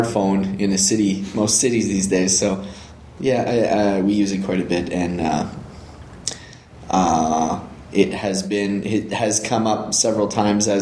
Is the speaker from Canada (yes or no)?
yes; Canada; also born or lived in Northern Ontario; I'm a Canadian country boy, married with children, living in Northern Ontario